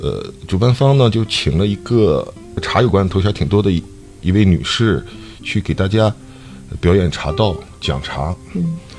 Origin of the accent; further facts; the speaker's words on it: Dalian, Liaoning, China; 咱们大连人